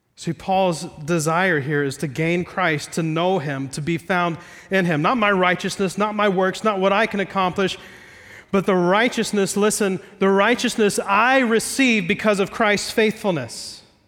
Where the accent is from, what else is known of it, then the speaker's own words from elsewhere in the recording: Ohio, United States; I'm from Ohio, not Iowa.